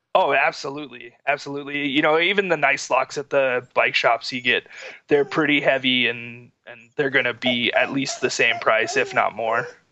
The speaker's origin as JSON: {"language": "English", "region": "Florida", "country": "United States", "tie": "born or raised there", "moved": "yes", "lives_now": "Utah, United States", "said": "we grew up in Florida together"}